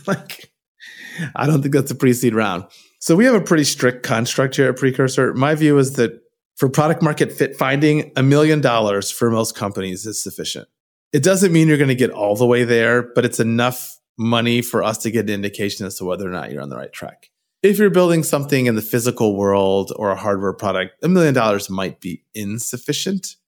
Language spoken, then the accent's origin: English; Michigan, United States; moved away as an adult; also born or lived in San Francisco Bay Area, California; now in Bay Area, United States; I was born in Michigan. I lived there till I was eighteen years old